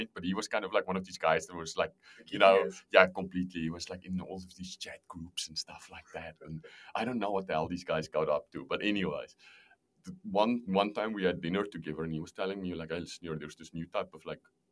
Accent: South Africa; moved away as an adult; also born or lived in Amsterdam; I'm from South Africa originally

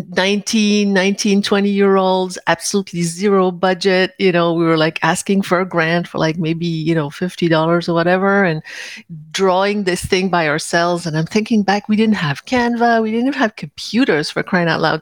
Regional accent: Paris, Île-de-France, France; moved away; I grew up in Paris

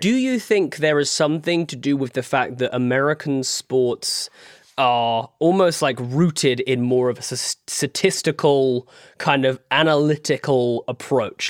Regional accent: United Kingdom; in the U K, we

